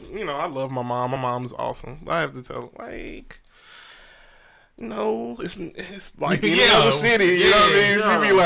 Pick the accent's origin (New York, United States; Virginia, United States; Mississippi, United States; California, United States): Mississippi, United States; Mendenhall; also born or lived in Richland, Mississippi; I say I'm from Richland by way of Mendenhall, or however I say it.